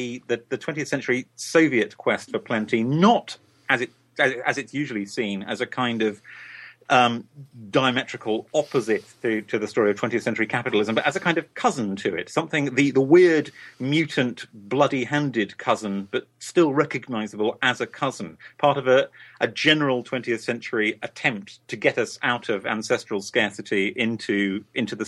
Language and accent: English; United Kingdom; I'm a British writer